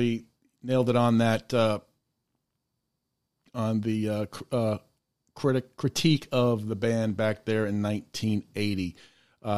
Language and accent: English; Boston, Massachusetts, United States; now in Memphis, United States; we're from the Boston area, and I'm down here in Memphis